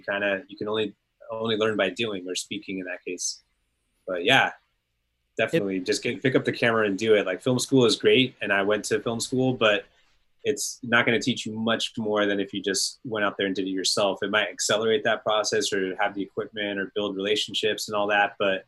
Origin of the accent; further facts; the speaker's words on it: Northern California, United States; I grew up in Northern California